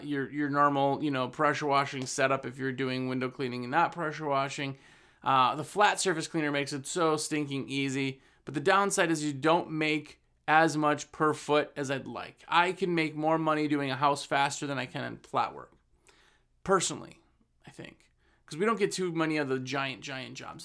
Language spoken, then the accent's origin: English; Wisconsin, United States; I'm from Wisconsin. We ran a business in Wisconsin for years and years